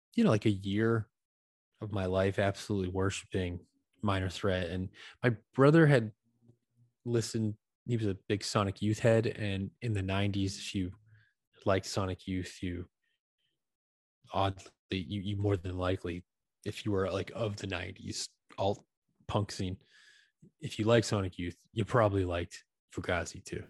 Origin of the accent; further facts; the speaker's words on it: Acushnet, Massachusetts, United States; also born or lived in New Bedford, Massachusetts; I was from a Acushnet